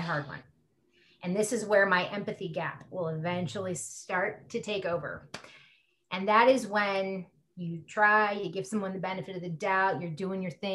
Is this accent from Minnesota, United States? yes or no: no; California, United States; now in Colorado, United States; I'm an atheist from California, living in Colorado.